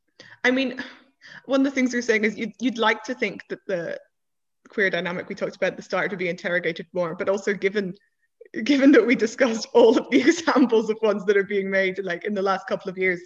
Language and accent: English; Ireland